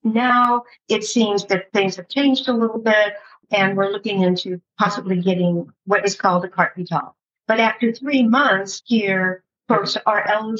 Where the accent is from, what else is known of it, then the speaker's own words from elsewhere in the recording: Palm Springs, California, United States; now in Saint-Remy-de-Provence, France; In Palm Springs, California, that's where I went to high school.